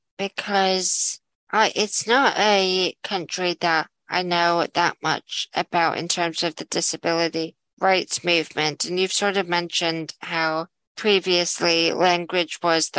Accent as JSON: {"language": "English", "country": "United States", "tie": "born or raised there", "moved": "yes", "lives_now": "United Kingdom", "said": "I grew up in the States"}